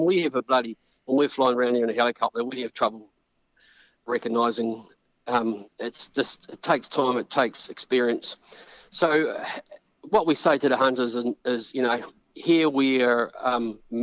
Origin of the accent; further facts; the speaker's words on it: New Zealand; we're Kiwi rec hunters.